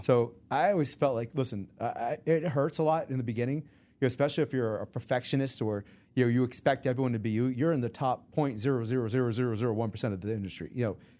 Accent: Sharon, Massachusetts, United States; also born or lived in Boston, Massachusetts; I was raised in a small town of seventeen thousand people back in the seventies and eighties, and it's still seventeen thousand people today. It's called Sharon, Massachusetts

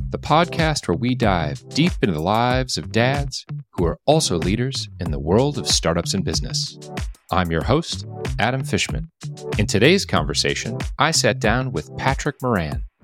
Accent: Philippines; Yeah, I was born

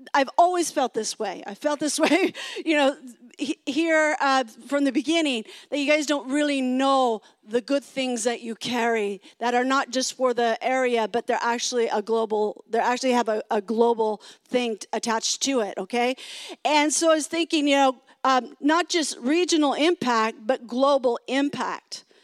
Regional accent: California, United States; I am from California. I've been in California for a long time

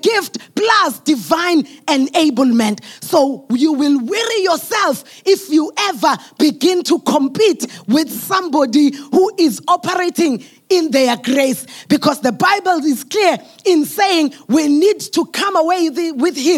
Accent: South Africa; I'm a South African.

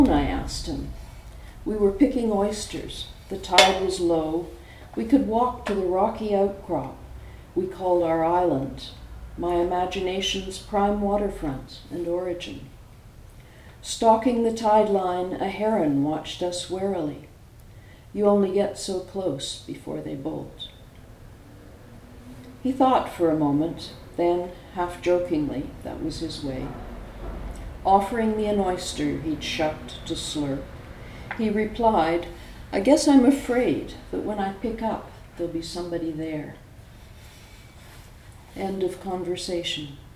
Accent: Vancouver, British Columbia, Canada; also born or lived in San Francisco Bay Area; now in France; I was born in Canada. I grew up on the west coast of Canada, Vancouver, and we're pretty Scottish there

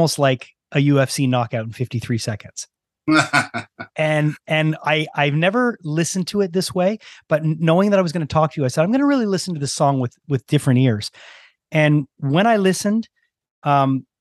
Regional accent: Montreal, Quebec, Canada; growing up in Montreal, you know, we discussed briefly, I'm in my early 50s

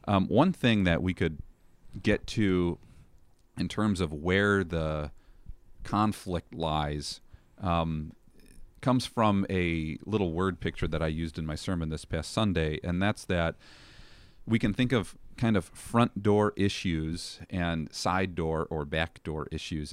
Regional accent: Chicago, Illinois, United States; also born or lived in Elmhurst, Illinois / Plainfield, Illinois; born and raised in the Chicago area

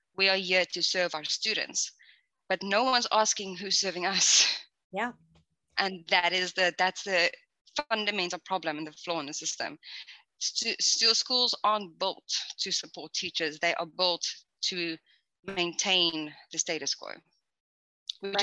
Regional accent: South Africa; moved away as an adult; I'm originally actually from South Africa

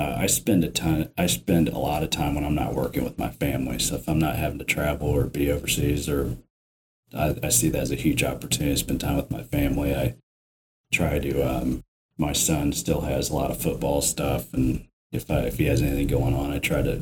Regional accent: Indiana, United States; I grew up in Indiana

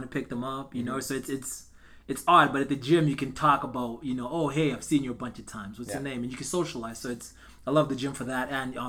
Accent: Zimbabwe; moved away as an adult; also born or lived in North Carolina, United States; now in Edmonton, Canada; Born and raised in Zimbabwe.

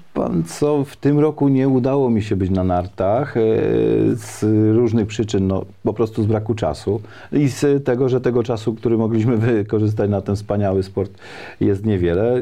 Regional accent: Szydłów, Świętokrzyskie Voivodeship, Poland; ja y, jestem mieszkańcem powiatu staszowskiego, pochodzę z pięknej historycznej miejscowości Szydłów

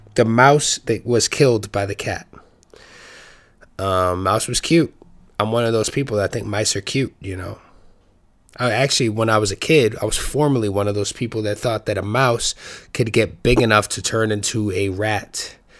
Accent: New York City, New York, United States; New York City is my hometown

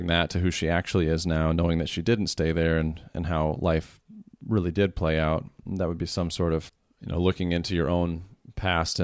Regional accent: Iowa, United States; moved away; the small town that I grew up back in Iowa

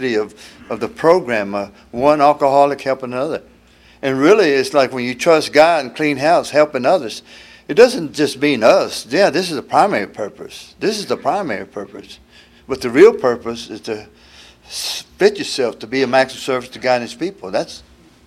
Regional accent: Houston, Texas, United States; I'm from Houston, been there next month. I've been there 72 years

